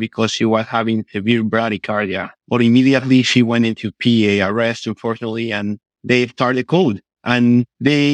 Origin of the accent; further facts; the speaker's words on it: Guatemala; moved away as an adult; now in Miami, United States; I am from Guatemala, Central American country where I was born, raised, and trained in medicine.